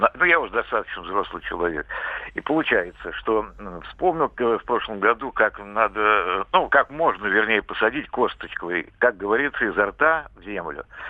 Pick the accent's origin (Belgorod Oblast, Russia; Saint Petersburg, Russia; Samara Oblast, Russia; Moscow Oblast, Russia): Samara Oblast, Russia; Я сам из Самарской области